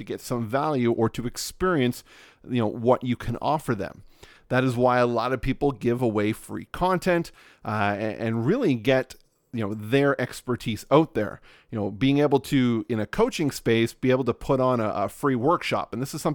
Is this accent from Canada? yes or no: yes; Nova Scotia, Canada; also born or lived in West Coast of Canada; So we are in rural Nova Scotia on the east coast of Canada